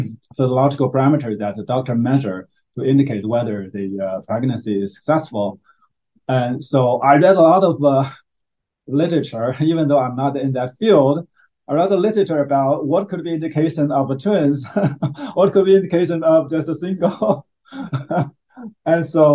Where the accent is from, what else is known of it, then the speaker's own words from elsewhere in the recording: China; now in United States; we are from Asian, and so from China